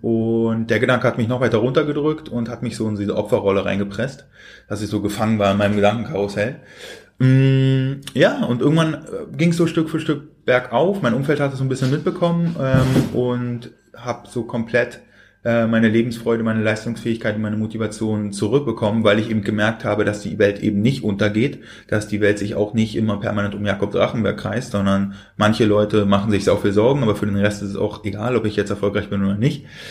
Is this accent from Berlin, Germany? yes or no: yes; Berlin, Germany; ich bin in Berlin geboren.